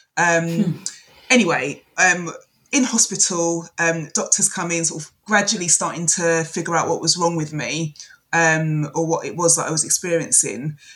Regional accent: London, United Kingdom; I'm a Londoner

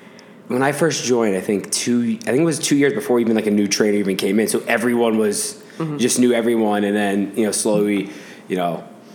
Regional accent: Boston, Massachusetts, United States; I mean, from Boston too.

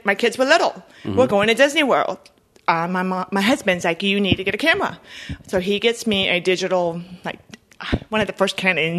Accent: Bolivia; also born or lived in United States; So, I guess I will start with, I'm from Bolivia, South America, and I have lived between both countries my whole life. I am bilingual. I speak Spanish and English.

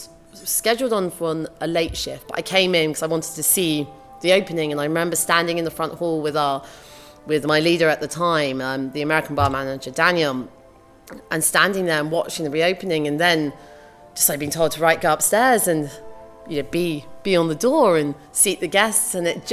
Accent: London, United Kingdom; Growing up in London

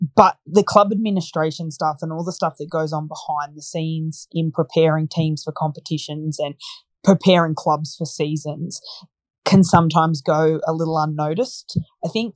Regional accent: Bathurst, New South Wales, Australia; I'm from Bathurst in central west New South Wales. So we're a small regional town

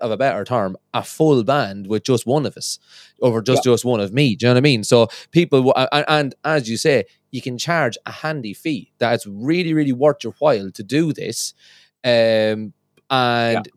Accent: Ireland; moved away as an adult; now in Scotland, United Kingdom; I'm from Ireland, and when I moved over to Scotland

